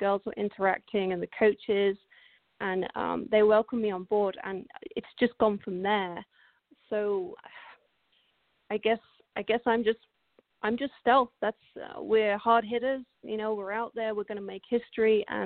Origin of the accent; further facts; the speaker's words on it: England, United Kingdom; moved away as an adult; now in United States; I'm obviously English. I lived in the UK up until last year.